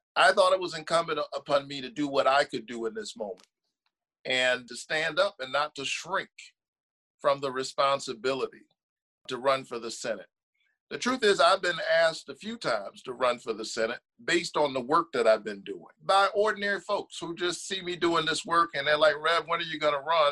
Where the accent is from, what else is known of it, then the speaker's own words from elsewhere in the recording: Savannah, Georgia, United States; I was born in this state, raised in this state, down in Savannah, Georgia